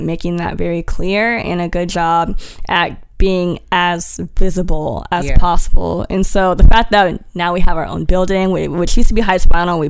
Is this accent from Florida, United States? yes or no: no; Washington, United States; now in Houston, United States; I'm not from Houston originally. I'm from Washington State.